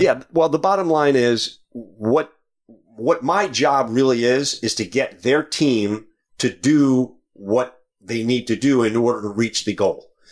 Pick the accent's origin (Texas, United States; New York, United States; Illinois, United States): New York, United States; Long Island; Originally from New York, way out